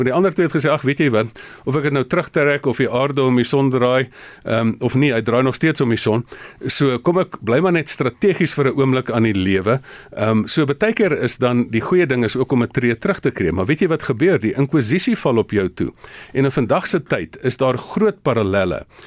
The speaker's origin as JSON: {"language": "Afrikaans", "country": "South Africa", "said": "ons as Suid-Afrikaners"}